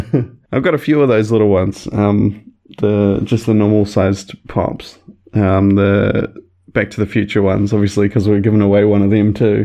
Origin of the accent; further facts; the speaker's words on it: Christchurch, Canterbury, New Zealand; also born or lived in West Coast; I grew up in Christchurch, but moved to the West Coast for 4 years or so, and then came back for fifth form, which is what we call it over here.